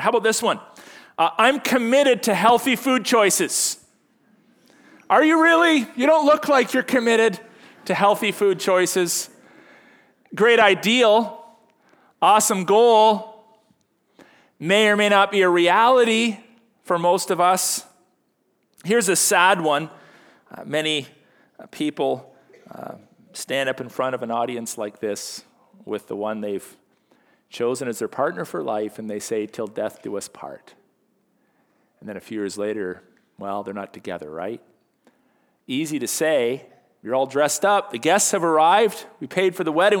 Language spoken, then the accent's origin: English; Canada; happy one hundred fiftieth birthday to our country. You know, as, as Canadian Christians